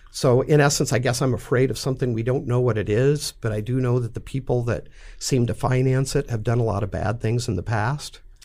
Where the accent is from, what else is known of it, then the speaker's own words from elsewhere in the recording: McCook, Nebraska, United States; I'm from McCook, Nebraska. You know, farm community